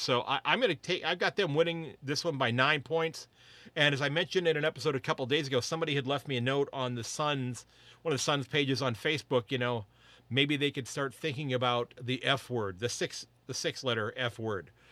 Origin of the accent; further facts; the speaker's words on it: United States; as an American footy fan